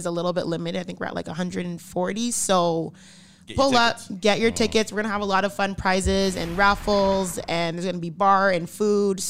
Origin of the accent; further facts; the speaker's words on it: Canada; as a Canadian